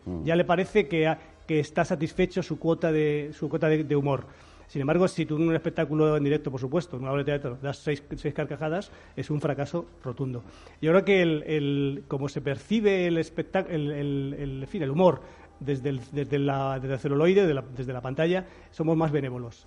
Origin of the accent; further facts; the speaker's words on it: Spain; cómo somos los españoles